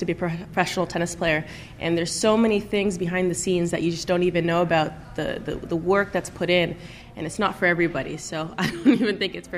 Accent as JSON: {"language": "English", "town": "Toronto", "region": "Ontario", "country": "Canada", "said": "I'm from Toronto"}